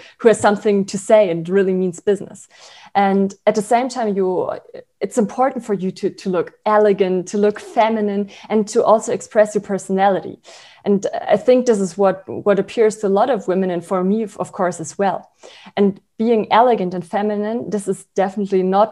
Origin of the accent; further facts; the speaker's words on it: Berlin, Germany; English is a second language; also born or lived in Freiburg, Germany / St. Gallen, Switzerland; I was born in Freiburg in Germany, and then I grew up in Berlin